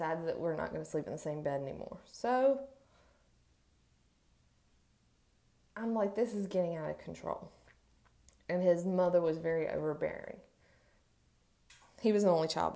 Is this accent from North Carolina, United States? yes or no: yes; Salisbury, North Carolina, United States; also born or lived in Asheville, North Carolina; I was adopted by my grandparents who lived in Salisbury. So I grew up my whole life in Salisbury